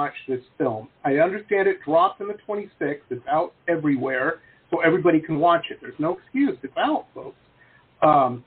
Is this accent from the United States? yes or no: yes; Detroit, Michigan, United States; moved away; I grew up in Detroit, so that's my basis of comparison to everything.